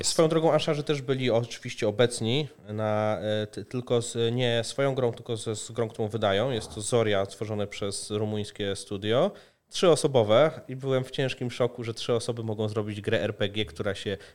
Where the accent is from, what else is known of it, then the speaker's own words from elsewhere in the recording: Poland; ja tu jestem z Polski